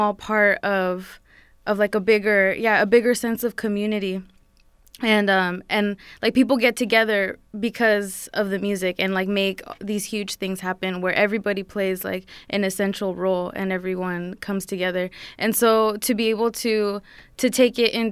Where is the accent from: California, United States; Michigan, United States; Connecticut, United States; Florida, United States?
California, United States; San Jose; also born or lived in Santa Cruz, California; I'm from San Jose, and that's where I'm living right now.